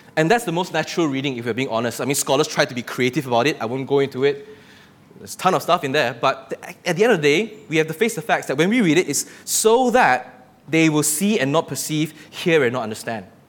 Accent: Malaysia; living day to day in this country as a Malaysian

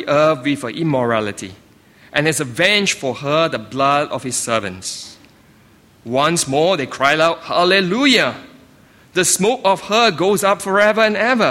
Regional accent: Singapore; moved away; I grew up in Singapore

